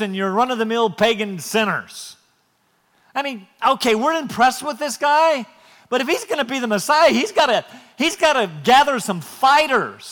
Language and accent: English; Wisconsin, United States; moved away; I was born in Wisconsin